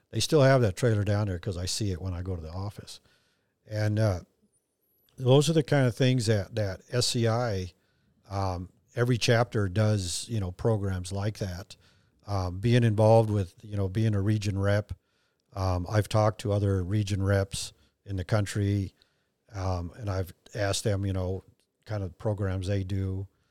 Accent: Mexico; moved away; I have dual citizenship and, and I was born in Mexico and I, I'm fluent in Spanish

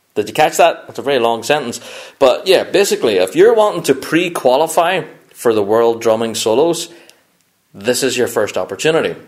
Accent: Northern Ireland, United Kingdom; I'm kind of from Northern Ireland

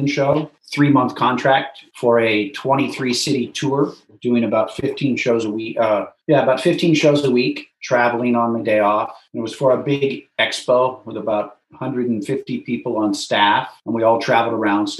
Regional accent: Indiana, United States; accent: Midwestern; first language English; moved away as an adult; now in Japan; I'm from the United States. My native language is English with a Midwestern accent. I'm from Indiana

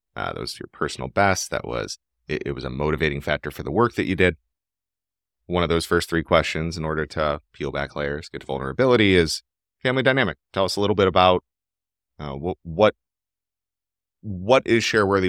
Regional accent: Cleveland, Ohio, United States; I was born and raised in Cleveland, Ohio. My family's been here for a while.

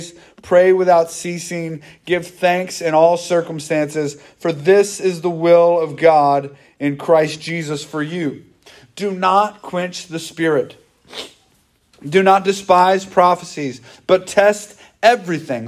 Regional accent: United States; we grew up in America where you had a pastor and a bunch of deacons at most churches growing up

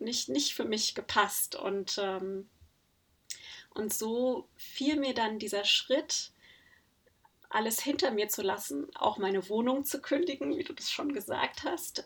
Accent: Germany; also born or lived in Netherlands; bei uns in Deutschland

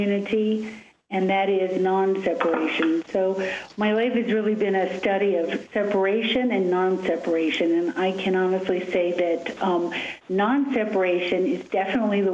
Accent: Chicago, Illinois, United States; I was born in Chicago

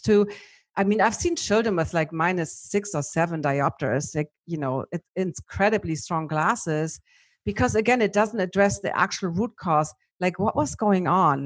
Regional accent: Germany; accent: German; my German accent

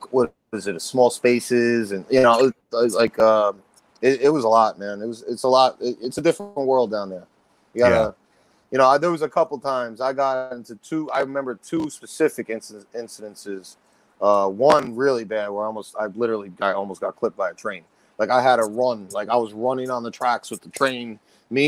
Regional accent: Yonkers, New York, United States; also born or lived in White Plains / Westchester; I was born in Yonkers

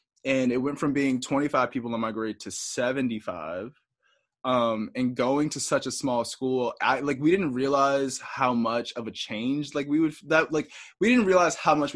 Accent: Washington, District of Columbia, United States; moved away as an adult; now in Burlington, United States; I grew up primarily in Northeast

